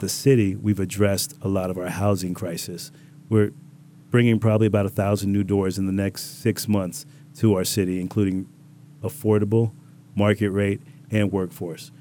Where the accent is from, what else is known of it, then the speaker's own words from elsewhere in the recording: Riviera Beach, Florida, United States; also born or lived in Bronx, New York / Jamaica (ancestry); my family moved down when I was five years old, and we've been down in Palm Beach ever since, in West Palm and Revere Beach